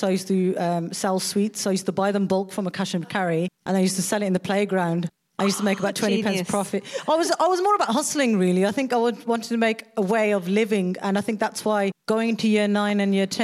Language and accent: English; England, United Kingdom; I was born in England.